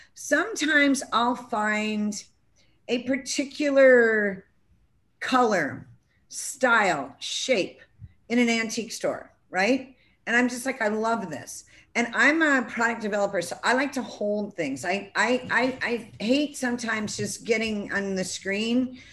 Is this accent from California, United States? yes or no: yes; California, United States; now in South Carolina, United States; I'm coming from California. It's more progressive than where I happen to live right now in South Carolina